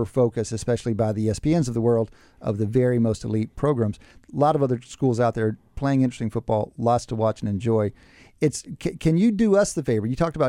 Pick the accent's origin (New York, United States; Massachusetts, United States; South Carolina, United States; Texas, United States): Texas, United States; moved away; I'm from Texas